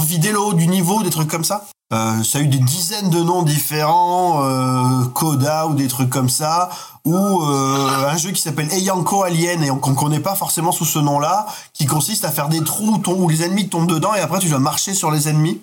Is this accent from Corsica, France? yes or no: yes; Bastia, Corsica, France; où je vivais quand, quand j'étais enfant, j'habitais en Corse